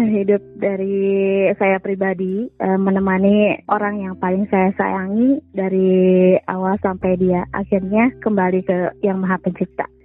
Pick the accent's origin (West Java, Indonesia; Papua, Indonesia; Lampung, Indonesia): West Java, Indonesia; Sumedang; saya seorang ibu rumah tangga, uh, saya dari Sumedang.